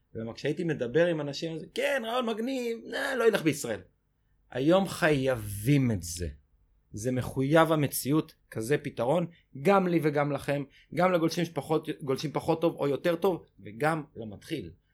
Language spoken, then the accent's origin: Hebrew; Israel; אני שגדלתי בחוף הכי קראודד בישראל באייטיז